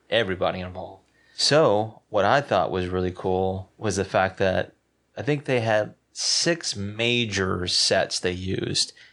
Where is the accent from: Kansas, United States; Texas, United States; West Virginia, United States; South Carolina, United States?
South Carolina, United States; I'm from South Carolina